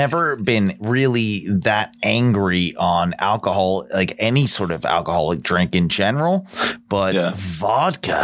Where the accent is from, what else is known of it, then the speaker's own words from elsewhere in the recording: United Kingdom; now in United States; I'm British. We can drink, you know. Yeah. Like, it's part of our, you know, DNA, and I was raised in that.